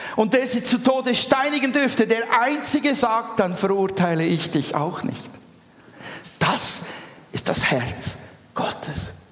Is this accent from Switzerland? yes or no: yes; Switzerland; Wir sind Schweizer.